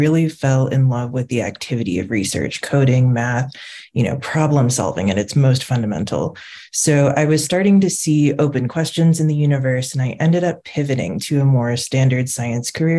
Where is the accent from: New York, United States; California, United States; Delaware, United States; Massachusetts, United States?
California, United States; Southern; moved away as an adult; also born or lived in Washington, D.C. / Virginia; I grew up in Southern California